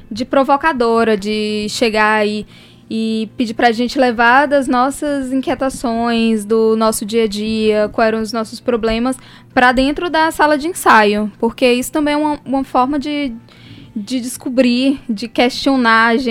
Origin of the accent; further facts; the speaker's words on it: Teresina, Piauí, Brazil; now in Paraíba, Brazil; Sou de Teresina, no Piauí.